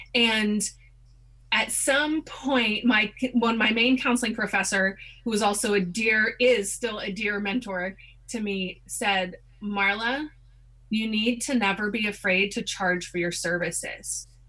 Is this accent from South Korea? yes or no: yes; South Korea; About growing up in Korea?